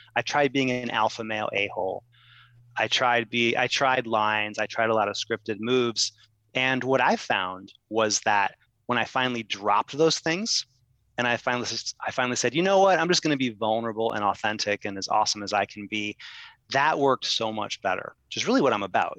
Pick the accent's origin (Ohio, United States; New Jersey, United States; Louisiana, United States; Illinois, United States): Ohio, United States; now in New York, United States; I'm from Ohio.